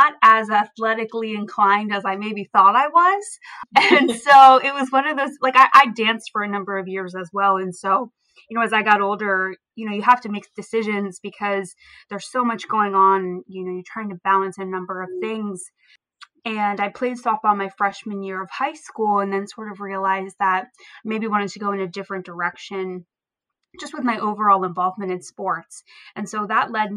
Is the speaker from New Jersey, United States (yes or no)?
yes; Vineland, New Jersey, United States; am from Vineland, New Jersey